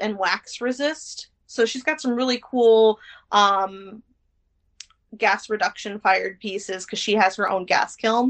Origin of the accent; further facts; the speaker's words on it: Elkhorn, Wisconsin, United States; moved away as an adult; now in Madison, United States; I'm actually from small town Wisconsin. I'm from Elkhorn, Wisconsin.